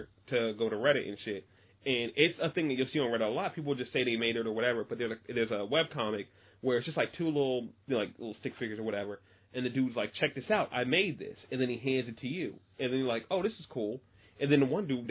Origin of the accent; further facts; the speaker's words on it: United States; as an American